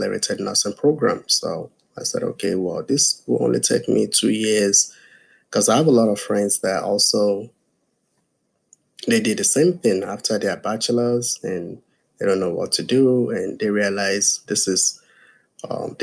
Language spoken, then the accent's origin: English; Nigeria; also born or lived in West Virginia / South Carolina; now in United States; I'm from Nigeria